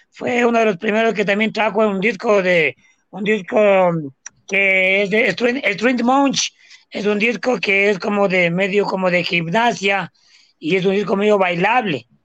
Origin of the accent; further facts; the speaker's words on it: Quito, Pichincha, Ecuador; yo soy de la Tola.